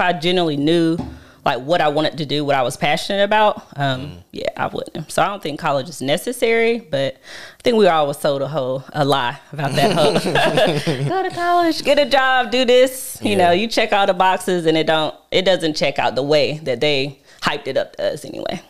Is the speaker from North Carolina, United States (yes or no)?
yes; Charlotte, North Carolina, United States; also born or lived in Laurinburg, Scotland County, North Carolina; I came to Charlotte. My whole family is here. Um, I've probably been here since I was about five